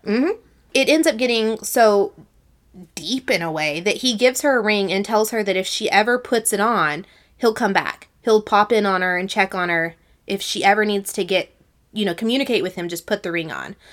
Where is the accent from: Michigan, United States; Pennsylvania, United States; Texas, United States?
Texas, United States; Sarah and I are from the South. We're from Texas